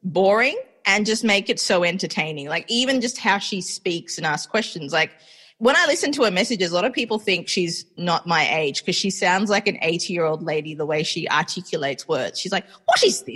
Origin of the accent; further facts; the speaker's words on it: Melbourne, Victoria, Australia; also born or lived in Sri Lanka; now in New York, United States; I am raised in Australia, but I was born in Sri Lanka and I currently live in New York